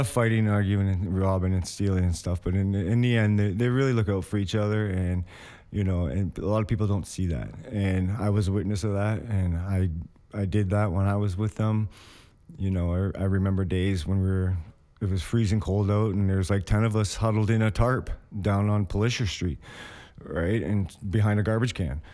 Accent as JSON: {"language": "English", "town": "Windsor", "region": "Ontario", "country": "Canada", "also_born_or_lived": "Hamilton", "said": "I'm from Windsor. Like, my last residence was in Windsor"}